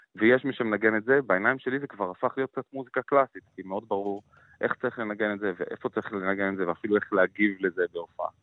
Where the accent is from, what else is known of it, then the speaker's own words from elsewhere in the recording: Jerusalem, Jerusalem District, Israel; moved away as an adult; also born or lived in Tel Aviv; קטמון שאני גדלתי בה הייתה מקום מאוד מעניין